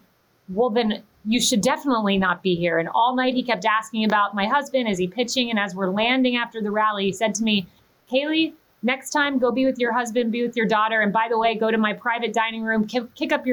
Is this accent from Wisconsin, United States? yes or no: no; Plant City, Florida, United States; moved away as an adult; I grew up in Plant City